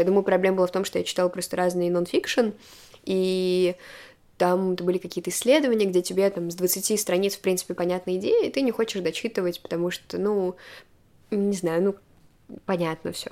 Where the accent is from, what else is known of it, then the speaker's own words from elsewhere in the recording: Moscow, Russia; я родилась в Москве, у меня были хорошие образовательные возможности